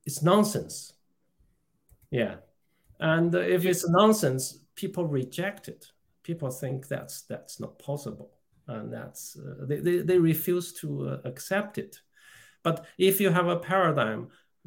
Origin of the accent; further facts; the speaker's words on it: China; moved away as an adult; now in United Kingdom; I was born in China. I came to this country in 1980s as a student